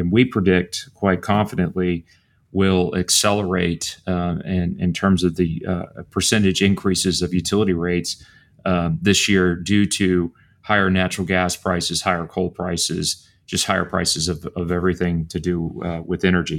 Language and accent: English; Bryan, Texas, United States; I grew up in Bryan, Texas.